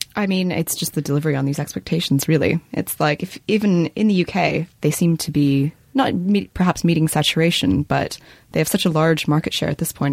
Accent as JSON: {"language": "English", "country": "Canada", "moved": "yes", "said": "I'm from Canada and I was home at Christmas"}